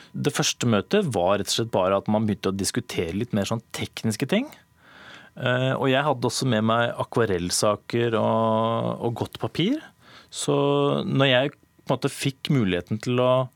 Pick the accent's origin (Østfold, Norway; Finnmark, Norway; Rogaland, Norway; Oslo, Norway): Oslo, Norway; also born or lived in Bergen / Berlin; Jeg er eh, Oslo-gutt